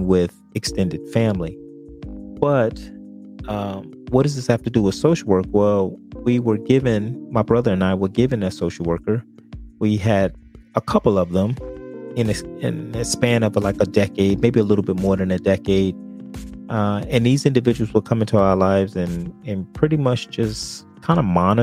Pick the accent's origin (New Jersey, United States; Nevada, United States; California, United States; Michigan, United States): New Jersey, United States; Newark; I grew up in Newark, New Jersey, the Brick City.